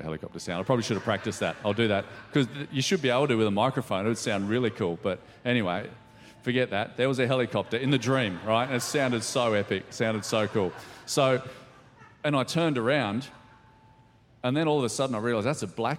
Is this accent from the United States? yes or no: no; Ballina, New South Wales, Australia; moved away as an adult; also born or lived in Lismore / London; I grew up in Ballina, just a few hours south of here, and went to school there